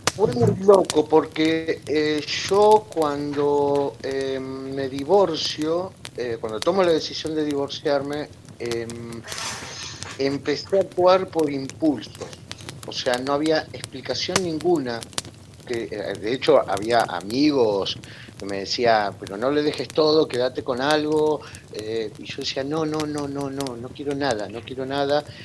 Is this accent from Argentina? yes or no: yes; Argentina; also born or lived in Spain / Bariloche, Argentina; now in Buenos Aires, Argentina; mi adolescencia acá en Argentina